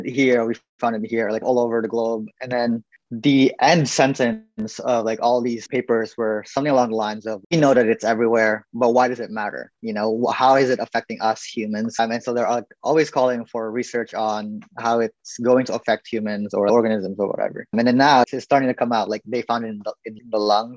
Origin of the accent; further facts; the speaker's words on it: Philippines; I'm obviously Filipino